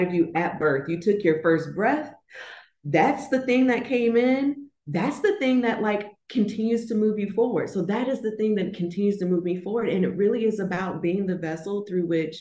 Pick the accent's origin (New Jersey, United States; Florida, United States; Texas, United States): Florida, United States; moved away as an adult; I'm originally from Florida. I've moved from Florida and now I'm relocated to a whole new city, a whole new state, whole new time zone